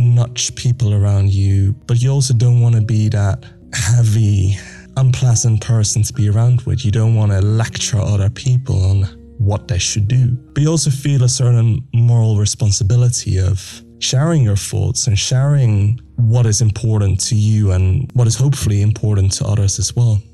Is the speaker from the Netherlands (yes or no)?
yes; Netherlands; now in London, United Kingdom; I'm from the Netherlands, but I live in London and I'm 24 years old